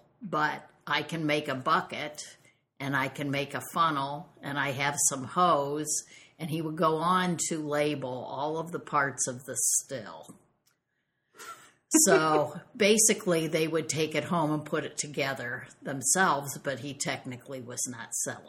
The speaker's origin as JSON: {"language": "English", "area": "the Corn Belt", "region": "Midwest", "country": "United States", "tie": "born or raised there", "said": "I was raised in the Corn Belt."}